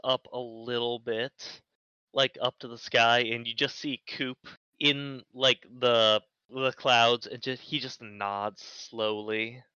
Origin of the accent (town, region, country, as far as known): Florida, United States